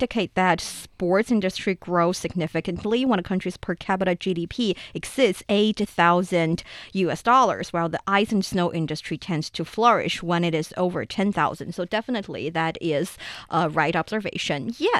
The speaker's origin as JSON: {"language": "English", "town": "Taiyuan", "region": "Shanxi", "country": "China", "tie": "born or raised there", "second_language": "English", "said": "I went to this little mountain area in actually Shanxi province, Taiyuan, in my hometown."}